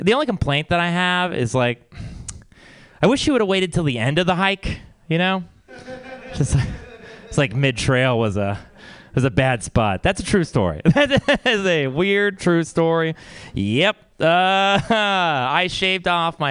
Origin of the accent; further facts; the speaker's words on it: Texas, United States; now in San Francisco, United States; I come from Texas, and I've always been, you know, it's a conservative place